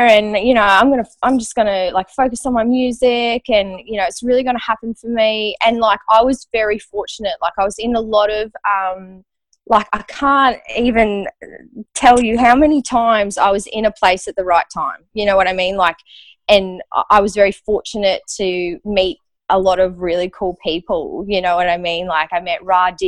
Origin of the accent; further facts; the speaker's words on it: Australia; moved away as an adult; also born or lived in Los Angeles, United States; I needed to be back in Australia to be with my dad.